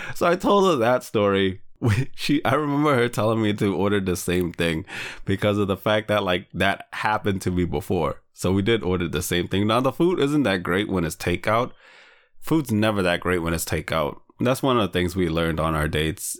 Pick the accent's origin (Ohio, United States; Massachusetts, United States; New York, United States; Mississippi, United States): Massachusetts, United States; Lowell; Lowell is my hometown